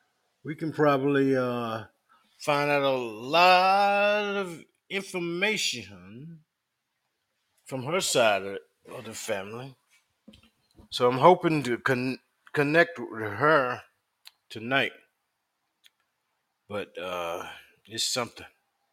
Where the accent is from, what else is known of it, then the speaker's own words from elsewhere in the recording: South Carolina, United States; and we grew up in South Carolina